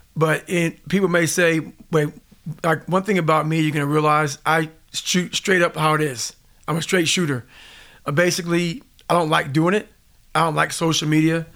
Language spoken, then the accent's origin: English; Indiana, United States; born or raised there; also born or lived in Buffalo, New York